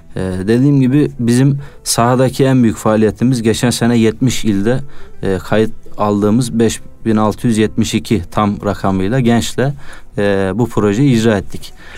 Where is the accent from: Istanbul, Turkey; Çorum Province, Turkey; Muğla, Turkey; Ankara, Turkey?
Çorum Province, Turkey; Çorum; moved away as an adult; also born or lived in Konya; 95 Çorum doğumluyum